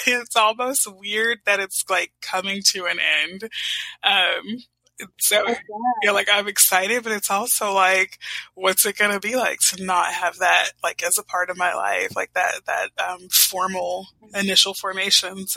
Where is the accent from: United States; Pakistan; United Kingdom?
United States; Houston, Texas; I grew up in Houston, Texas.